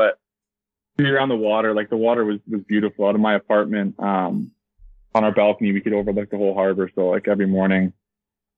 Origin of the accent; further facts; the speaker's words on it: Kitchener, Ontario, Canada; I'm 22 from Kitchener, Ontario